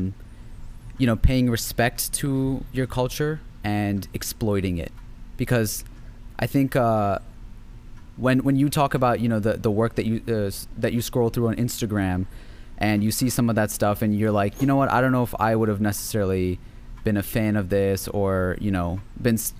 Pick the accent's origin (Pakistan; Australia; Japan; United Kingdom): Pakistan; I am from Pakistan. This is my culture